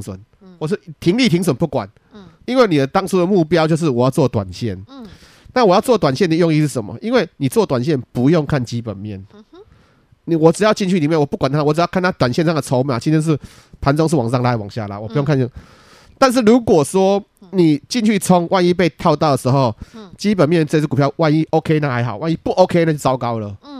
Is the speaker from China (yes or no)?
no; Taiwan; 我们台湾人